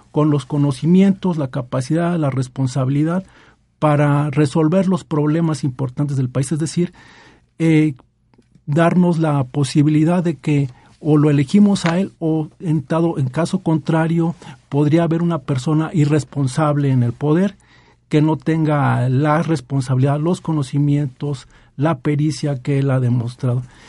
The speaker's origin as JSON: {"language": "Spanish", "country": "Mexico", "said": "se nos inculcó en la primaria como parte de nuestra formación e identidad como mexicanos"}